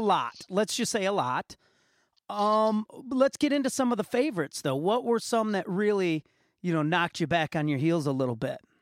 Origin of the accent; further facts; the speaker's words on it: Muskegon, Michigan, United States; my hometown, Muskegon, Michigan, had the L.C. Walker Arena